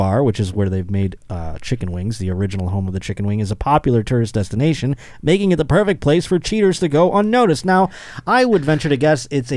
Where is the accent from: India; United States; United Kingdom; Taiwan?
United States; Buffalo, New York; this story is about my hometown